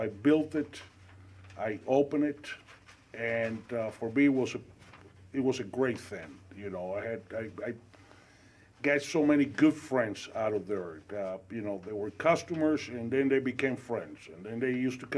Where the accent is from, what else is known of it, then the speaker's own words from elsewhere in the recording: Cuba; also born or lived in Spain / Venezuela / Elmhurst, United States; now in United States; I was born and raised in Cuba. We left Cuba in 1970. Went to Spain.